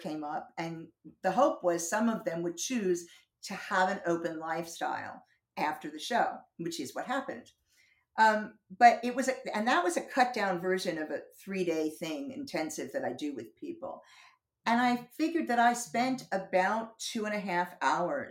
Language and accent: English; New Jersey, United States; moved away as an adult; also born or lived in Boston / North Carolina / Southern California; now in London, United Kingdom; I've been here 32 years. But I grew up in New Jersey